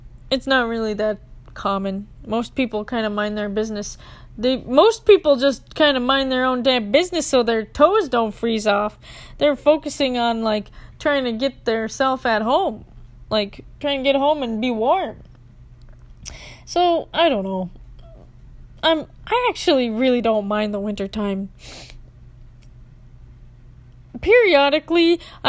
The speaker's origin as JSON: {"language": "English", "region": "Minnesota", "country": "United States", "said": "being a Minnesotan"}